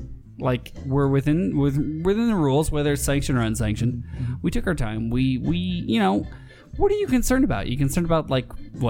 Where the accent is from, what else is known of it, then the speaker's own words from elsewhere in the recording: Glasgow, Scotland, United Kingdom; I'm coming from Glasgow. You can tell by my accent.